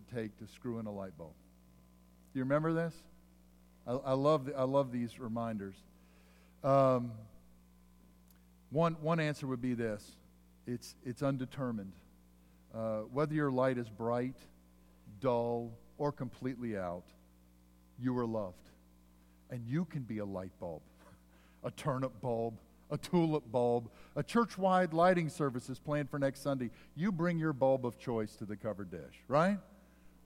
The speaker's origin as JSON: {"language": "English", "region": "Pennsylvania", "country": "United States", "tie": "born or raised there", "said": "where I grew up in Pennsylvania"}